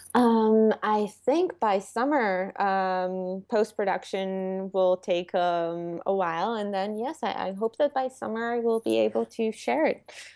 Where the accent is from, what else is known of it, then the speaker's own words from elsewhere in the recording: Israel; English is a second language; moved away as an adult; now in New York, United States; I'm from Israel